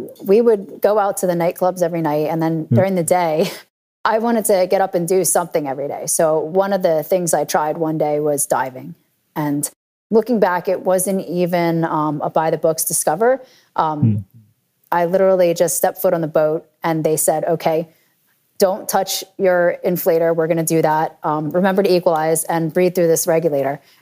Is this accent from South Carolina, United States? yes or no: no; New Jersey, United States; also born or lived in New York; I grew up in New Jersey